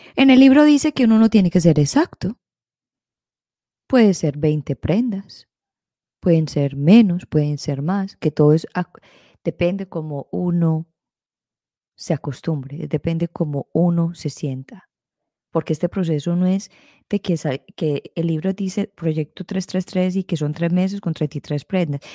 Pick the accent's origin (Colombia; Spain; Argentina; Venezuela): Colombia; creciendo en la sociedad en que yo me crecí, en Colombia